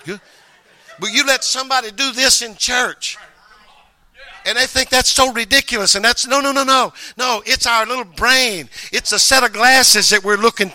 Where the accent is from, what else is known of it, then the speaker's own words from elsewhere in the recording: Mississippi, United States; moved away; I came from Mississippi. I started the school in the first grade